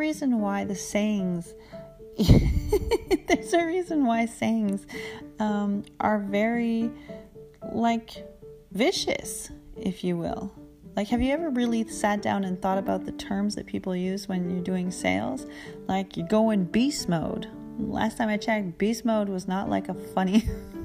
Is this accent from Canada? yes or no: yes; Canada; I'm a Canadian